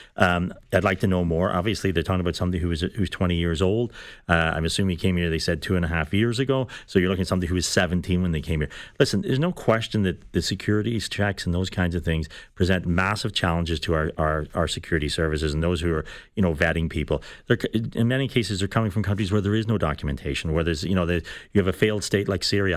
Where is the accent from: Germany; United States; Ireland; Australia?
Ireland; now in Canada; I'm Irish. I came from Ireland. We, I came here in the nineteen seventies.